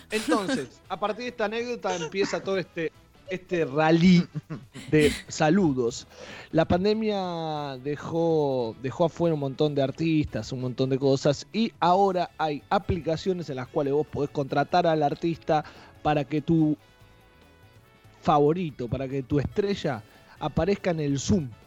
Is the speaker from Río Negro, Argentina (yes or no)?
no; Saladillo, Buenos Aires Province, Argentina; En mi caso, por ejemplo, como hablamos que soy de Saladillo, eh, me pasaba cuando me iba de vacaciones a la costa